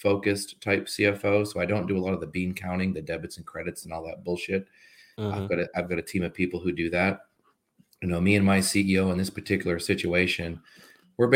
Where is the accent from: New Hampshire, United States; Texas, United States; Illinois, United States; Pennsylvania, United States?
New Hampshire, United States; moved away as an adult; also born or lived in Massachusetts / Washington, D.C.; New Hampshire is where I was raised